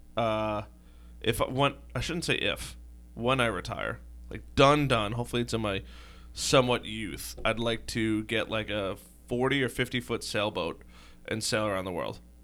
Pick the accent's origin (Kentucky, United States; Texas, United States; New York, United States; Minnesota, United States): New York, United States; Long Island; I'm from Long Island